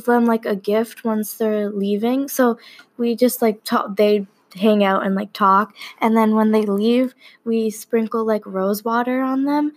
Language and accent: English; Minnesota, United States; I was born in Minnesota